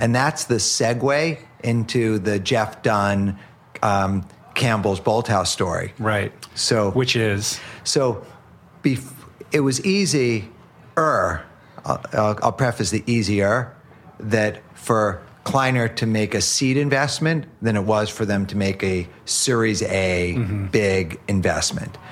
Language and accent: English; New York City, New York, United States; I grew up in Upper Manhattan